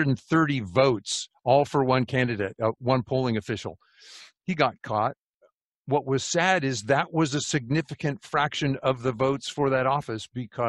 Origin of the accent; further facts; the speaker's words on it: California, United States; I'm a refugee from California.